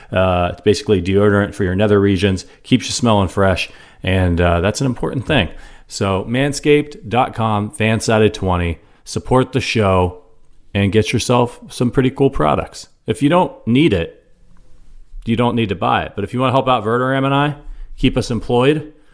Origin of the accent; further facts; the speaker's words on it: Cleveland, Ohio, United States; my hometown Cleveland Browns